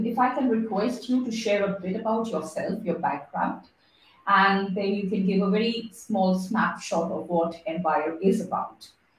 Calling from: Singapore; because I'm calling in from Singapore, so it's the weather is pretty opposite to that. It's warm.

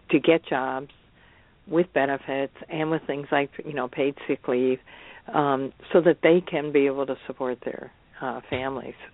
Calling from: Seattle, Washington, United States; I'm talking from Seattle.

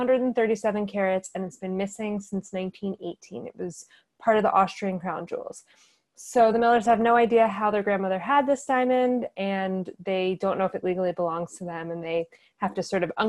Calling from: Silver Lake, California, United States; So I am reaching you from Silver Lake, not Los Angeles, not too far from Skylight.

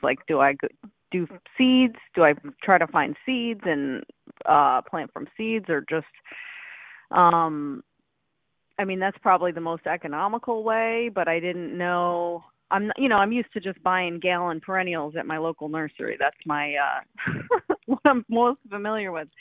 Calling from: Lawrence Township, New Jersey, United States; I am calling from Lawrence, New Jersey

